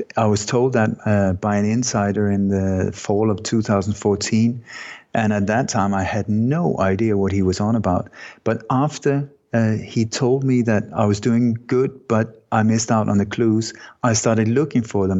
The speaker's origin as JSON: {"language": "English", "country": "Sweden", "tie": "born or raised there", "also_born_or_lived": "Denmark", "moved": "yes", "said": "I was born in Denmark, but I grew up in Sweden"}